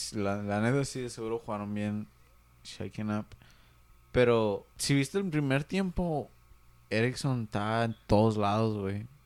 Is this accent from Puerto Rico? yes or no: no; Mexico; como buen mexicano